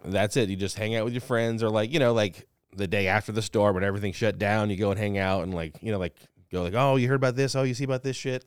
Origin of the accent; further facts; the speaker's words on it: New Orleans, Louisiana, United States; now in Los Angeles, United States; I'm from New Orleans. Like, I was in Katrina, well, not in Katrina, but, like, it affected me. I was living in New Orleans when it happened.